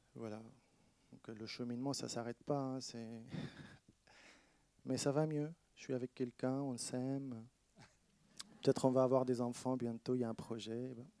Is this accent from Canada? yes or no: no; Shefa-'Amr, Northern District, Israel; moved away as an adult; also born or lived in Rome, Italy; now in France; Shfaramer, donc ma ville natale